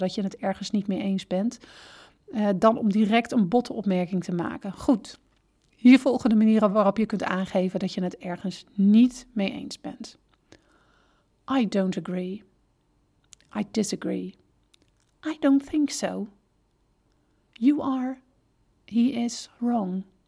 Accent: Netherlands; wij als Nederlanders erg direct zijn

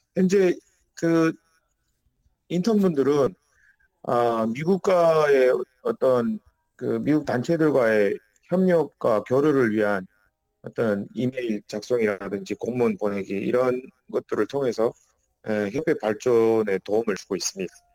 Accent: North Korea; now in South Korea; 우리는 북한 출신이기 때문에

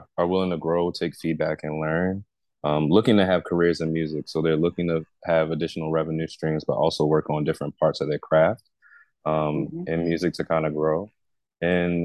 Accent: Baltimore, Maryland, United States; growing up in Baltimore

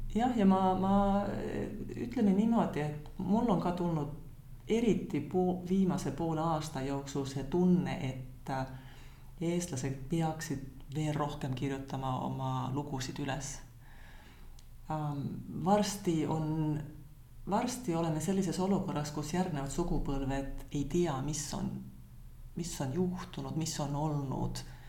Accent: Tallinn, Harju County, Estonia; moved away as an adult; also born or lived in Tapa / Rakvere; now in Finland; ma olen sündinud Tapal mm -hmm. ja paar esimest eluaastat elanud Rakveres, aga eh, ja siis me kolisime Tallinnasse

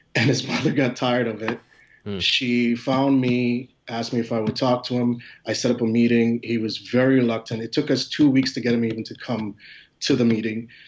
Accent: Philadelphia, Pennsylvania, United States; I'm actually from Philadelphia

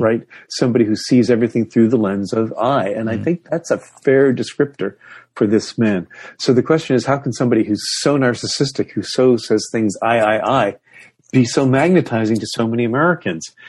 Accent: Toronto and Ottawa, Ontario, Canada; moved away; Toronto and Ottawa, those are my hometown. That's, that's, that's where I grew up.

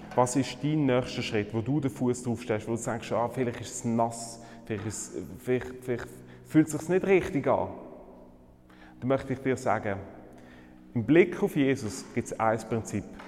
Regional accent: Switzerland; bei uns in der Schweiz

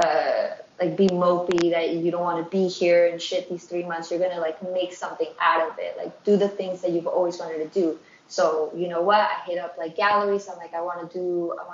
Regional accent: East Coast, United States; also born or lived in New York / Ecuador (ancestry); when I'm speaking in English, you know that I'm from the East Coast

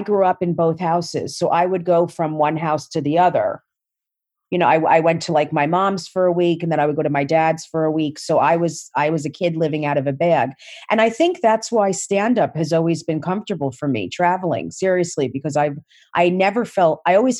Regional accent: South Orange, New Jersey, United States; I grew up in South Orange, New Jersey

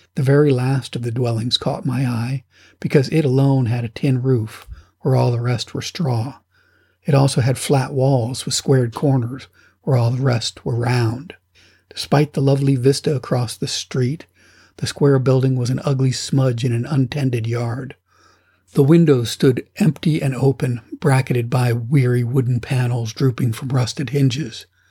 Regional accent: United States; I'm an American

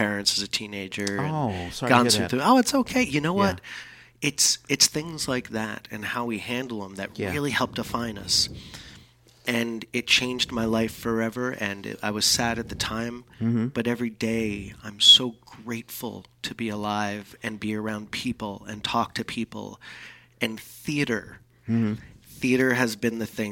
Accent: Jersey City, New Jersey, United States; also born or lived in Bermuda; I was born in Jersey City, New Jersey

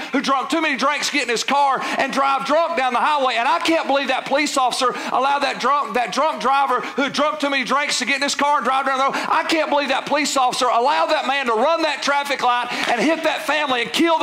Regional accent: United States; We live in a free country

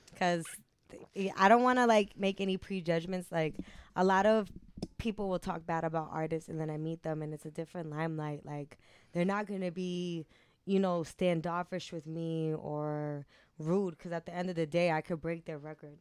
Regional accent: Cambridge, Massachusetts, United States; I'm from Cambridge.

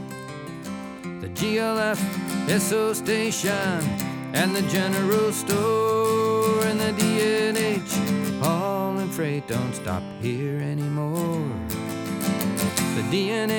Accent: upstate New York, United States; moved away; growing up, everybody milked cows. It was a little farm community in upstate New

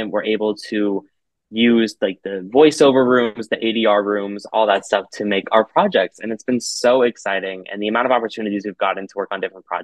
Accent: Arizona, United States; I'm from Arizona.

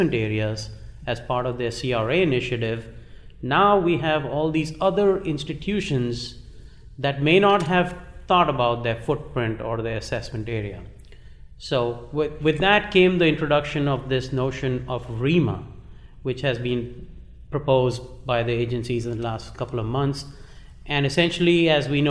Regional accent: Uttar Pradesh, India; moved away as an adult; also born or lived in Kanpur; now in United States; Originally, I was born in India.

